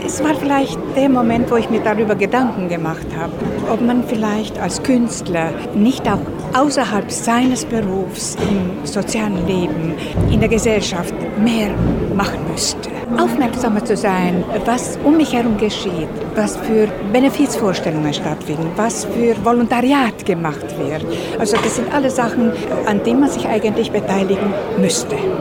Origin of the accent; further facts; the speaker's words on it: Timișoara, Timiș County, Romania; der Heimatort und die Stadt, wo ich groß geworden bin